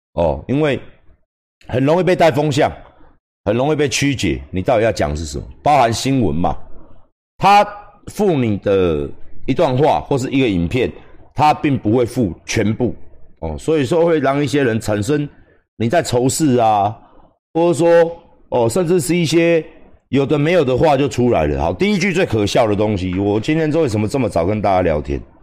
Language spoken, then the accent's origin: Chinese; Taiwan; 不是我们台湾人没有感情，我们台湾人真的很有感情，我们台湾人真的很愿意帮助别人